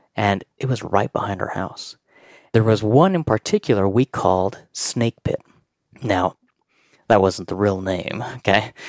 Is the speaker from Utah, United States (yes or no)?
yes; Pleasant View, Utah, United States; I grew up in Pleasantview, which is up by North Ogden, and we have a huge mountain. It's in Utah